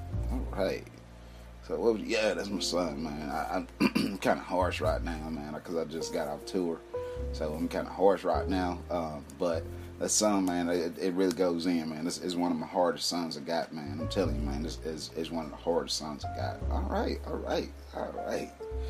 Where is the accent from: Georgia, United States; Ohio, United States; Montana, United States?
Montana, United States; also born or lived in Atlanta; I'm big, heavy, chubby guy, you know what I'm saying, cool guy, man. I'm from Capitana. Capitana. Where is that? It's Capitana, Montana, but I by way of Atlanta